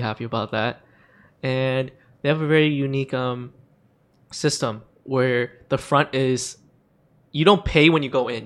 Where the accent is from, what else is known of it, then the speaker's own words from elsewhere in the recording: Hong Kong; moved away; I grew up in Hong Kong